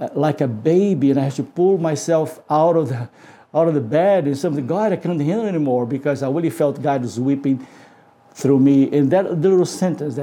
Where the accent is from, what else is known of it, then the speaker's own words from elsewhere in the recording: Brazil; moved away; I was from Brazil